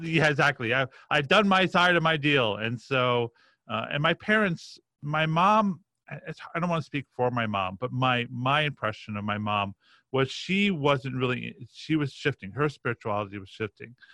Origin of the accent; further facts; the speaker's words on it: Roslyn, New York, United States; I grew up on the North Shore of Long Island